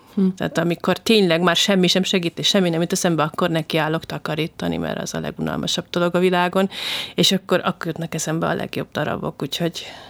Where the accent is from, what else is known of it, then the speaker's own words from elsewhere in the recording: Hungary; magyarként külföldön lenni